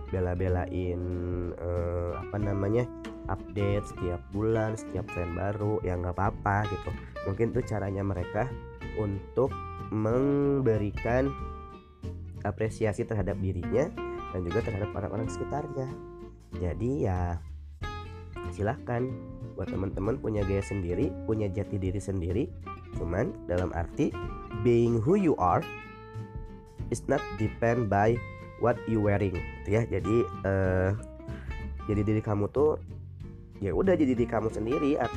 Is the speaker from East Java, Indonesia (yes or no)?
no; West Java, Indonesia; aku mah orang Sunda jadi ngomongnya rada seperti ini